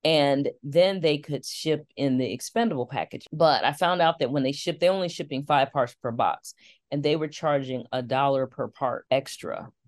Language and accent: English; Detroit, Michigan, United States; growing up in Detroit, one of the things my father used to do was take us on Saturday mornings to tour our automotive plants